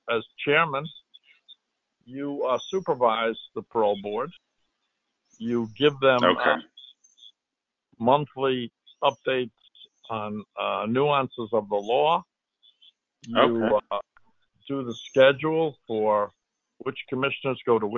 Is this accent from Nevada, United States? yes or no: no; Eastchester, New York, United States; also born or lived in Bronx, New York; I grew up in East Chester, New York